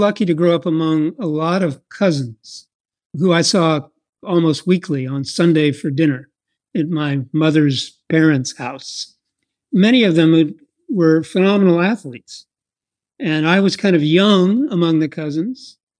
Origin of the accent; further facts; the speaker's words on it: Iowa, United States; moved away; I was raised in a very small town in Iowa, about 20 miles east of Des Moines